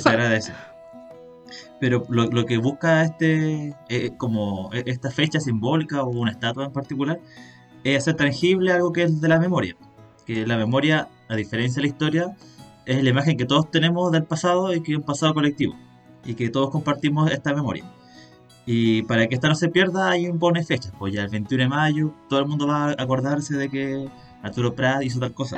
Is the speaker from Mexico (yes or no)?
no; Chile; como chileno que nació en el noventa y uno